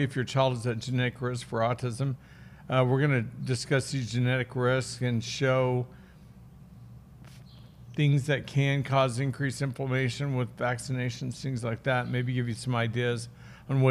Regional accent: Oklahoma, United States; when I was a kid growing up in Oklahoma

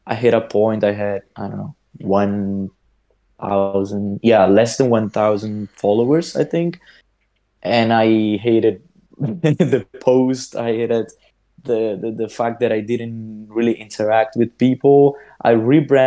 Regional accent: Sicily, Italy; I'm from Sicily

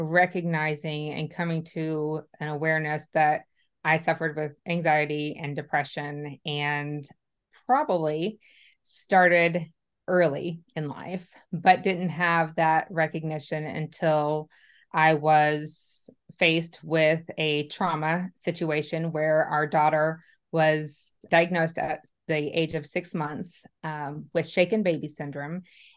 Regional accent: Indiana, United States; moved away as an adult; now in Nashville, United States; I am actually was born and raised a Hoosier. So I'm from Indiana

